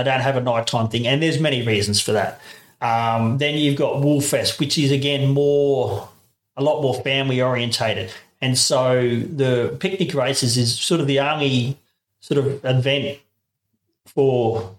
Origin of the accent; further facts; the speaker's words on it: Darwin, Northern Territory, Australia; now in Boorowa, Australia; I grew up in Darwin